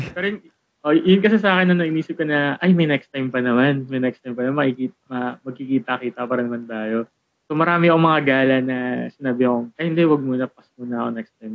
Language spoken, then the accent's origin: Tagalog; Philippines; tayo kasi as a Filipino